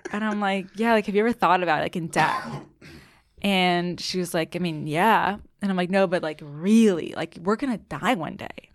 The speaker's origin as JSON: {"language": "English", "town": "Annapolis", "region": "Maryland", "country": "United States", "tie": "born or raised there", "also_born_or_lived": "Colorado", "moved": "as an adult", "lives_now": "New York, United States", "said": "I grew up in Maryland, um, went to college in Colorado"}